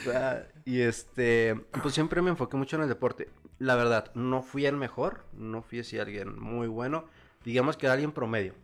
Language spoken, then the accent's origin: Spanish; Chihuahua, Mexico; also born or lived in State of Mexico / Nayarit; llegamos aquí a la ciudad de Chihuahua, yo empezando lo que viene siendo la primaria, a los seis años. Entonces, prácticamente aquí en Chihuahua yo tengo desde los seis años, pues, toda mi vida. Realmente, pues ya crecido aquí